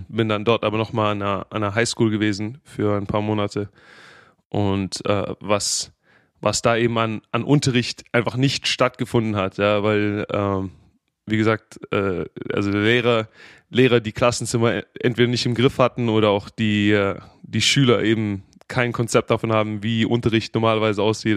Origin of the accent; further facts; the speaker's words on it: Stuttgart, Baden-Württemberg, Germany; accent: Swabian; also born or lived in Jacksonville, Florida; now in United States; ich bin in Stuttgart geboren, äh, in Stuttgart aufgewachsen